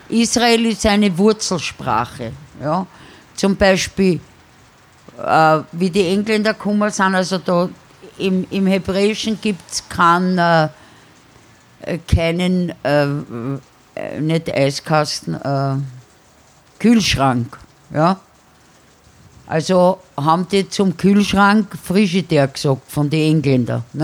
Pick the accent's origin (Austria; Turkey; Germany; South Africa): Austria; Vienna; born or raised there; accent: Viennese